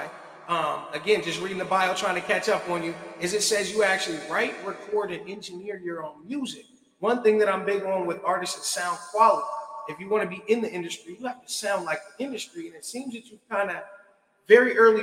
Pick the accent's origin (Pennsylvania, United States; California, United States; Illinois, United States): Pennsylvania, United States; Philadelphia; moved away; I'm originally from Philly